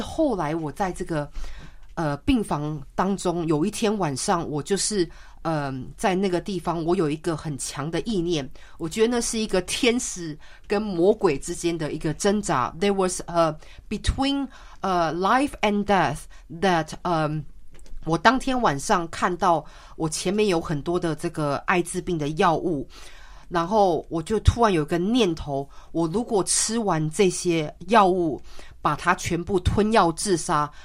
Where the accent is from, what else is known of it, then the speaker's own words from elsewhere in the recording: Taiwan; moved away; 当我小时候基本上是在台湾长大